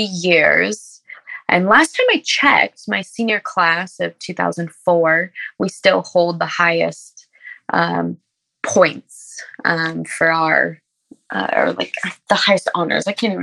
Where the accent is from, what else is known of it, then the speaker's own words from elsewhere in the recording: Ojai, California, United States; also born or lived in Los Angeles; Ojai, of course, is so very special to me. I was adopted when I was 5 months old. So coming to Ojai, I left LA and a lot of harm.